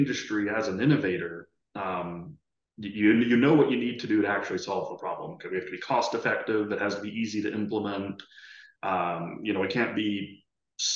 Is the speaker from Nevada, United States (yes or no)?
no; Philadelphia, Pennsylvania, United States; moved away as an adult; also born or lived in Elmira, New York / Canada; I grew up in the East Coast US in the Philadelphia area